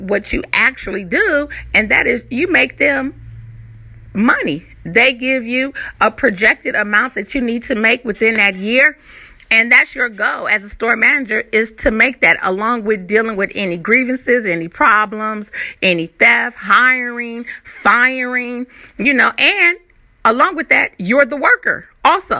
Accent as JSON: {"language": "English", "region": "California", "country": "United States", "also_born_or_lived": "Virginia Beach, Virginia / Moyock, North Carolina", "moved": "as an adult", "lives_now": "North Carolina, United States", "said": "originally I am from California, and we came out to Virginia Beach, and now we're here in North Carolina"}